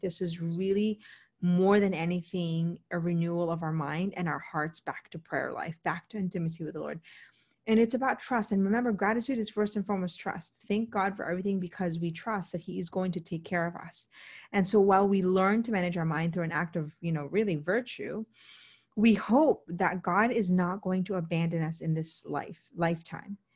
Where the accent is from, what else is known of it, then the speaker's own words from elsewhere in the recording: United States; an American